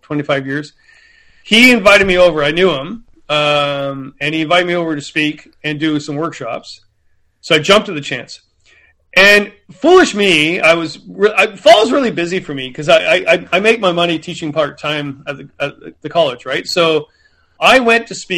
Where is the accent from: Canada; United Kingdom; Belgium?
Canada; I'm from Canada